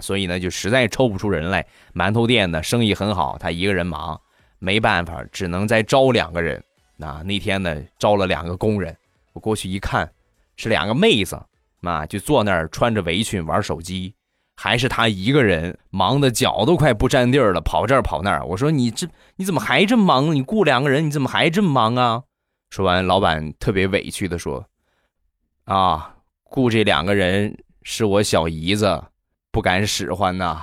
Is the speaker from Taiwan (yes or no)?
no; Rizhao, Shandong, China; 我家乡的特产，日照绿茶